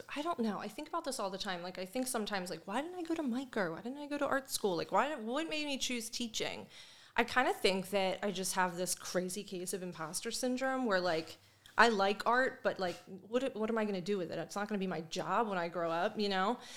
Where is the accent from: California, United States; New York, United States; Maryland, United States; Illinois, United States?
Maryland, United States; Perry Hall; also born or lived in Hamilton, Baltimore; I grew up in Perry Hall with my mom